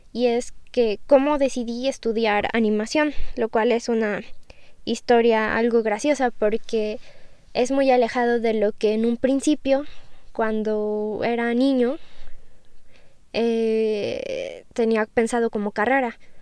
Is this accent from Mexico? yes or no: yes; Mexico; yo soy de México